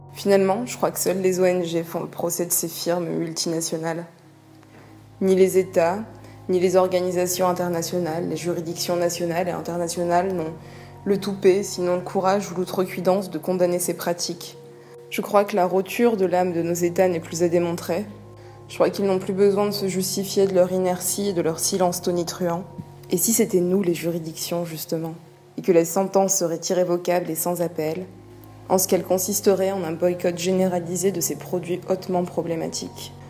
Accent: Martinique; J'ai grandi en Martinique, j'y ai passé toute mon enfance et toute mon adolescence

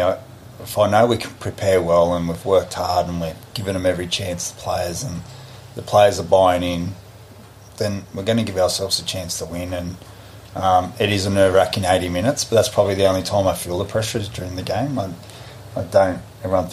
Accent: Australia; moved away as an adult; now in New Zealand; I'm an Australian

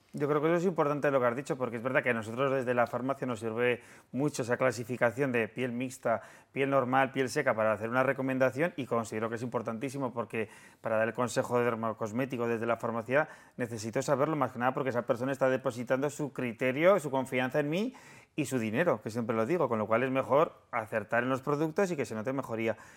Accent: Aragon, Spain; los tres somos maños

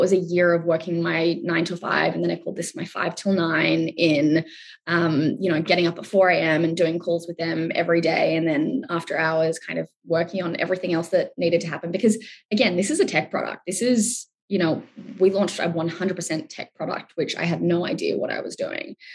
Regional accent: Australia; I'm Australian

